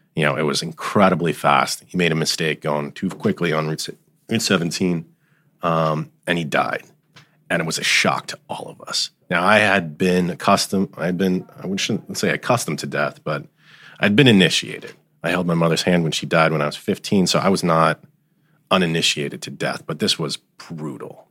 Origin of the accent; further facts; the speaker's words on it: Allendale, New Jersey, United States; I grew up in Allendale